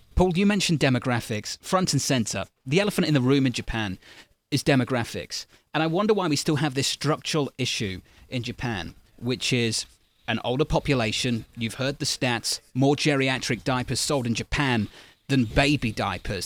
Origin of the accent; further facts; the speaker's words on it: United Kingdom; now in United States; as a Brit, a guest in your great country